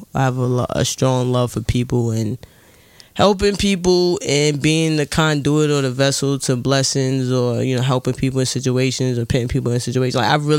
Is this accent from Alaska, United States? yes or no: no; New York City, New York, United States; New York native. I represent Queens, Southside, Jamaica, Queens